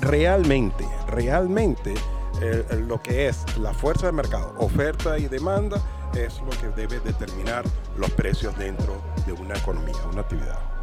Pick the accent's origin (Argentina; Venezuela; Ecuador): Venezuela; now in Spain; una cosa que es rica que se come en mi país, cachito de jamón